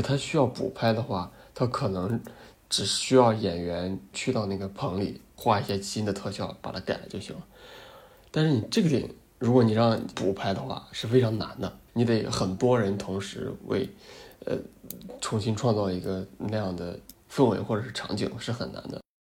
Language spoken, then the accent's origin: Chinese; China; 土生土长中国人